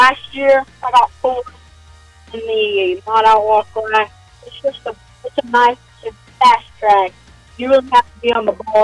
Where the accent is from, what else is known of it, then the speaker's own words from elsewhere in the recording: Jetmore, Kansas, United States; I'm from Jetmore, Kansas